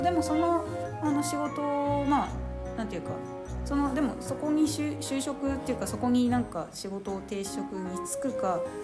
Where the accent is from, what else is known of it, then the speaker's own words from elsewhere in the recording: Koenji / Nakano, Tokyo, Japan; now in Iwate, Japan; 高円寺とか中野出身なんですけど